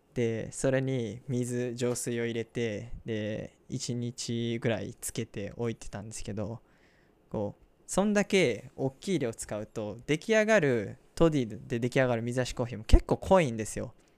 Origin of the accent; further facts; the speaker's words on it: Osaka, Japan; 僕の地元の大阪では